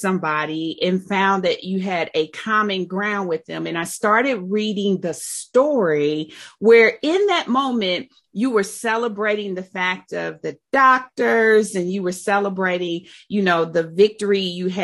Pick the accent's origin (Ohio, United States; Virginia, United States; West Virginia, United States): Ohio, United States; Dayton; I was born and raised in the Gym City too.